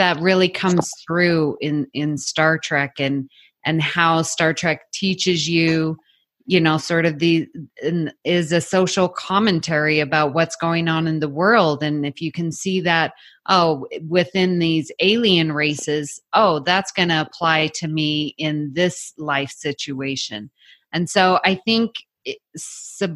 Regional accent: Salt Lake City, Utah, United States; moved away as an adult; also born or lived in Houston, Texas; when we were raised in Salt Lake City, Utah, very homogeneous population

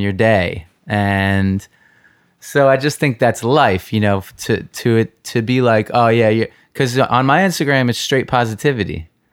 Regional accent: New York, United States; I grew up here in New York

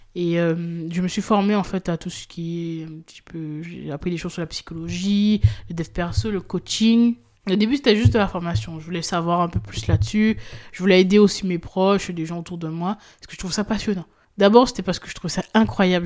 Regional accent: Guadeloupe; moved away; je suis originaire de la Guadeloupe

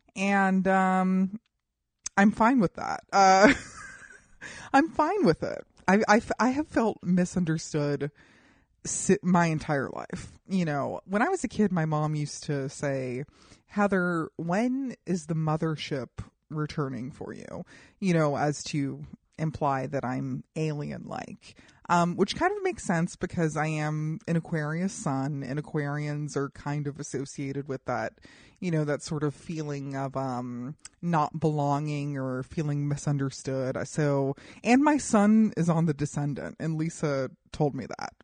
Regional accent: Colorado, United States; I grew up in Colorado

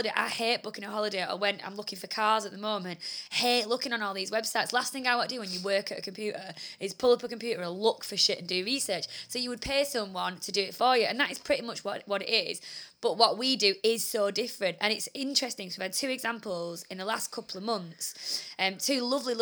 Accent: United Kingdom; I can't stand being British

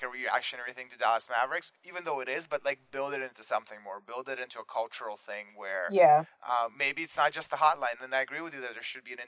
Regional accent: Toronto, Ontario, Canada; I'm from Toronto

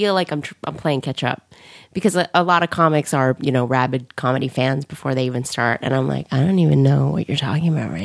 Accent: New York, United States; moved away as an adult; now in Los Angeles, United States; I'm from New York.

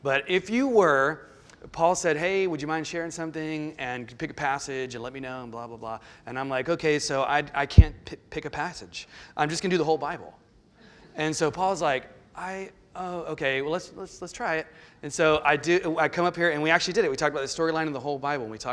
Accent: the Lowcountry, the South, United States; moved away as an adult; And I grew up in the South, and I grew up in the Low Country, one of the few. And born and raised

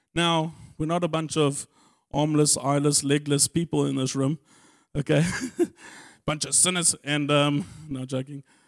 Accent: Germiston, Gauteng, South Africa; I was born in Germiston

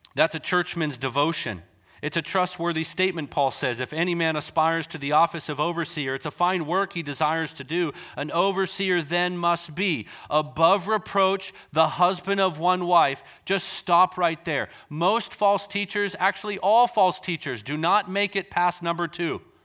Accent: North Vancouver, British Columbia, Canada; I grew up in Canada, so we were in North Vancouver at the time

